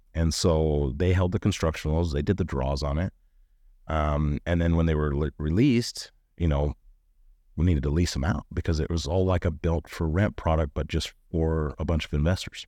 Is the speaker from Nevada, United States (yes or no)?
yes; Northern Nevada, United States; moved away as an adult; now in Utah, United States; I was from Northern Nevada